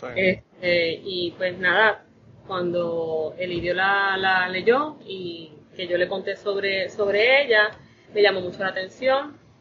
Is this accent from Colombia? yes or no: no; Toa Baja, Puerto Rico; also born or lived in Bayamón, Puerto Rico; Todavía vivo en Toda Baja, criada. No nacida, yo nací en, el, en Bayamón, pero no hicieron nada más que parirme en Bayamón y me trajeron a Tabaja